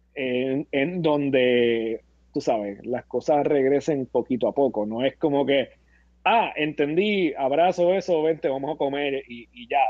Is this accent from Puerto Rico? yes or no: yes; Puerto Rico; como boricua, como boricua